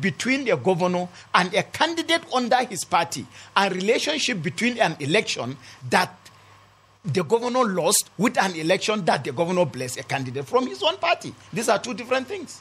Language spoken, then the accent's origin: English; Kanam, Plateau, Nigeria; my ancestral land in Kanam